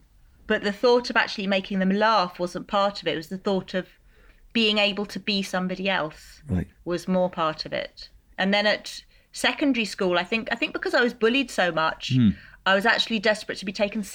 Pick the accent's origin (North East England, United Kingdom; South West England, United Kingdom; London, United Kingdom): London, United Kingdom; a girl who was growing up in Brixton